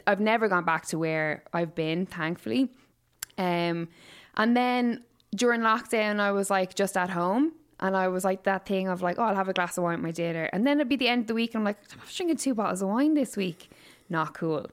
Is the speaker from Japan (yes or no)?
no; Waterford, Munster, Ireland; now in Dublin, Ireland; I'm obviously from Waterford, so I've lived here for, like, what, sixteen years